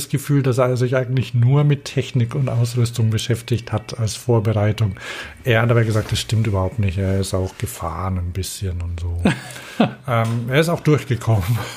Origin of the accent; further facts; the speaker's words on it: Vorarlberg, Austria; Aus Österreich.